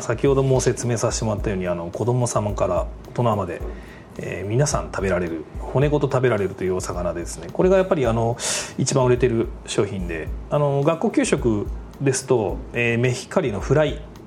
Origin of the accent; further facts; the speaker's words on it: Toyohashi, Aichi, Japan; 愛知県豊谷市で生まれ育ったんですけども